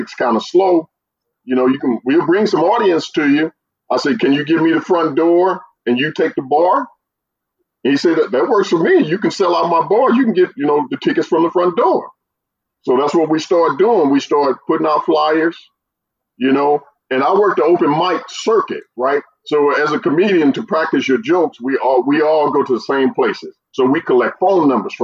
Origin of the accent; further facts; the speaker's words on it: St. Louis, Missouri, United States; I grew up in St. Louis